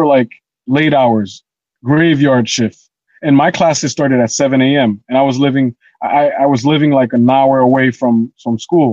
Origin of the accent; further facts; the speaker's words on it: Haiti; moved away; us growing up in Haiti